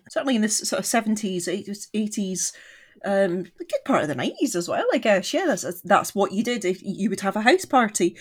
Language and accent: English; East Lothian, Scotland, United Kingdom; I grew up in East Lothian